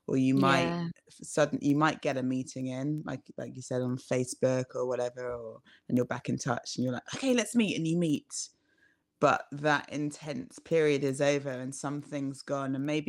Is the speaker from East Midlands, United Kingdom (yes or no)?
no; London, United Kingdom; because I grew up in London